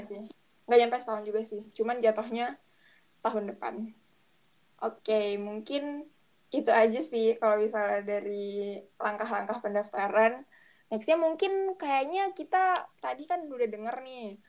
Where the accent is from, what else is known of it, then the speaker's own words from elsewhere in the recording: Batam, Riau Islands, Indonesia; aku kan dari Batam